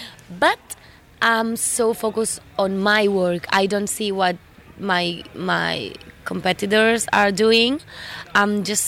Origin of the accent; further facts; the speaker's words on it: Barcelona, Catalonia, Spain; moved away as an adult; also born or lived in Cuba; now in Madrid, Spain; Yes, I was born in Cuba. And I grew up in Barcelona. And now I live in Madrid, Spain.